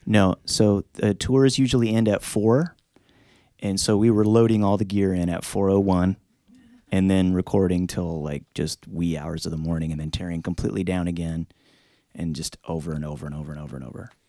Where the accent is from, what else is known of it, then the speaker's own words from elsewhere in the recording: Tulsa, Oklahoma, United States; where I grew up in Tulsa is a real unusual, um, city.